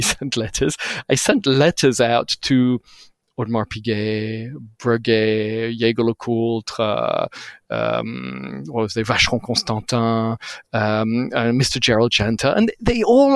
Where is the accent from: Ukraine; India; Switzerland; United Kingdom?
Switzerland; I looked like a little Swiss boy. I didn't speak Hindi.